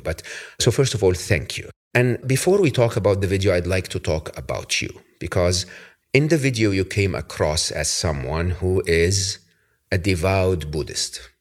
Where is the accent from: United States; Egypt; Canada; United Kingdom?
Egypt; moved away; I'm from Egypt, Your Holiness, originally